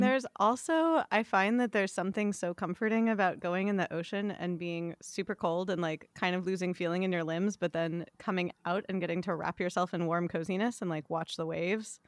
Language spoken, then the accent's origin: English; West Hollywood, California, United States; I was born in West Hollywood, I was born at Cedars